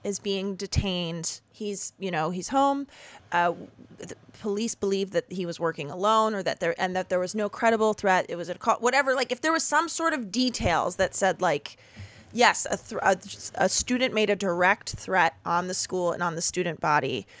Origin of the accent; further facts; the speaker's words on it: Chicago suburbs, Illinois, United States; I grew up in the Chicago suburbs